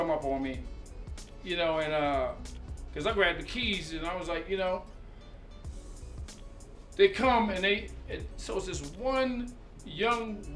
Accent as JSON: {"language": "English", "town": "Philadelphia", "region": "Pennsylvania", "country": "United States", "said": "I'm from Southwest Philadelphia"}